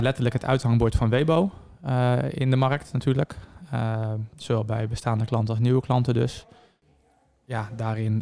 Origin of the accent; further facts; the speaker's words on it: Zeewolde, Flevoland, Netherlands; 32 jaar en ik kom uit Zeewolde